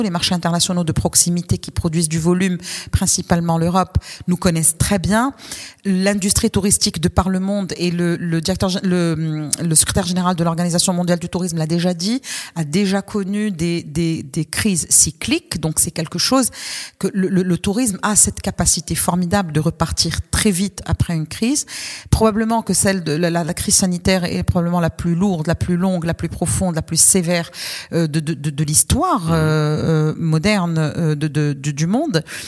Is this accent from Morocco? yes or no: yes; Morocco; en tant que Marocain